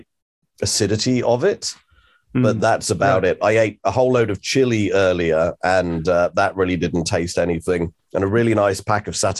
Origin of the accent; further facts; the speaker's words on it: England, United Kingdom; now in New Zealand; as an Englishman